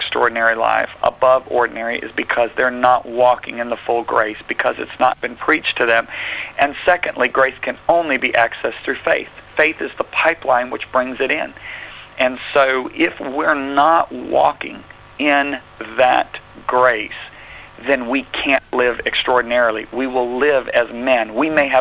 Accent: United States; accent: American; my nice American accent

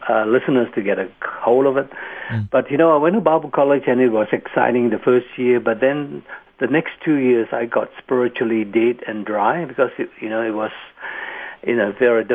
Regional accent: Kuala Lumpur, Federal Territory of Kuala Lumpur, Malaysia; now in Sunshine Coast, Australia; I was born in Kuala Lumpur, Malaysia, and I was sold as a baby

